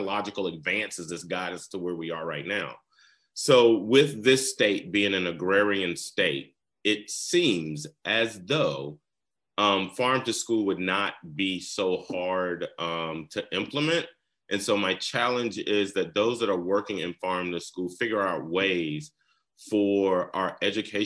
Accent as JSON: {"language": "English", "region": "the South", "country": "United States", "tie": "born or raised there", "moved": "yes", "lives_now": "Georgia, United States", "said": "I grew up in the South"}